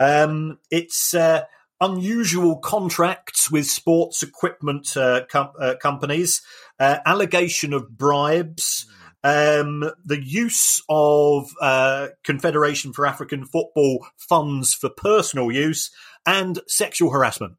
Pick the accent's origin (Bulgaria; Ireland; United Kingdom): United Kingdom; London; as somebody that was born in the Elephant and Castle